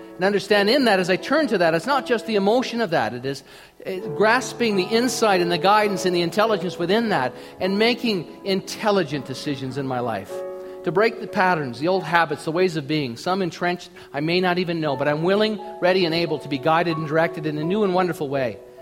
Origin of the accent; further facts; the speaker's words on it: Minnesota, United States; I grew up in Minnesota